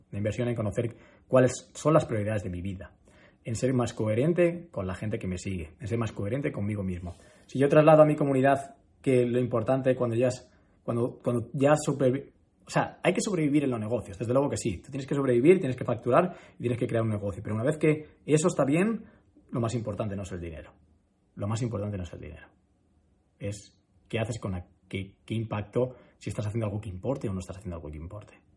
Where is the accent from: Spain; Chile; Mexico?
Spain; Madrid, Community of Madrid; also born or lived in Málaga; yo soy muy de Madrid. Yo soy muy, muy, muy, muy de Madrid